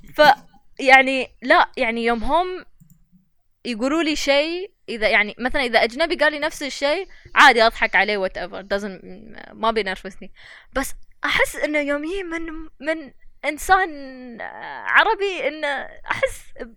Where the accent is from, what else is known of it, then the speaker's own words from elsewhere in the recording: United Arab Emirates; نحن الاماراتيين